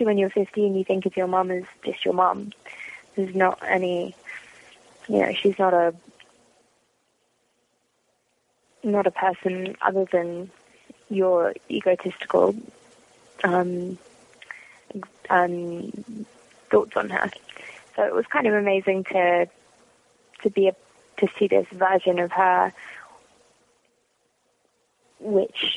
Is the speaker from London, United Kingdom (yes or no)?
yes; London, United Kingdom; moved away as an adult; also born or lived in Washington, D.C., United States; now in Los Angeles, United States; Born in North London. So born in kind of Islington and brought up, partly in sort of Chalk Farm, which is also in North London. And I lived in Washington, D.C. for a little while as well